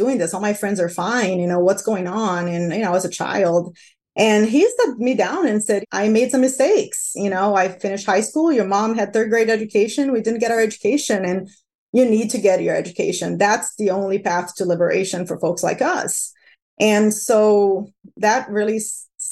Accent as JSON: {"language": "English", "country": "Brazil", "tie": "born or raised there", "moved": "yes", "lives_now": "United States", "said": "I grew up in Brazil, and my parents split up when I was 9, and I was raised by a single dad"}